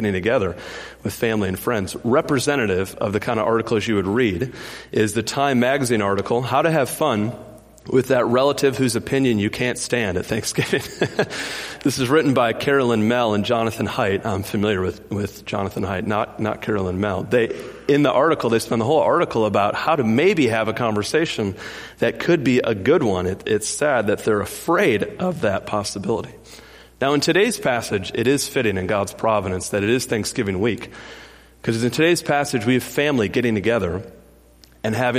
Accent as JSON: {"language": "English", "region": "the North", "country": "United States", "tie": "born or raised there", "moved": "yes", "lives_now": "Raleigh, United States", "said": "me growing up in the North"}